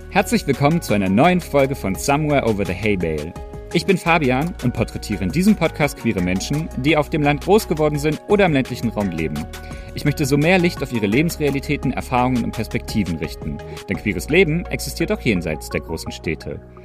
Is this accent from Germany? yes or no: yes; East Germany, Germany; Für mich als Ossi